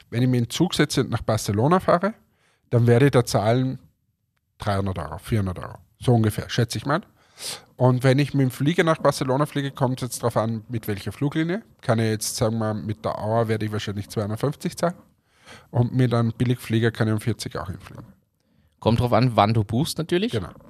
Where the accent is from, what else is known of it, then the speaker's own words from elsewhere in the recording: Germany; auch ich denke mir als Deutscher, du kommst als Deutscher und möchtest, sagen wir, die österreichische Gastfreundschaft erleben